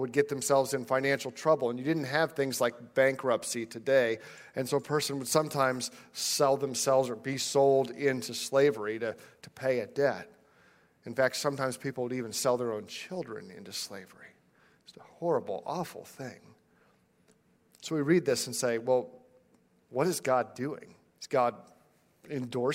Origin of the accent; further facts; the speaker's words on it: United States; as an American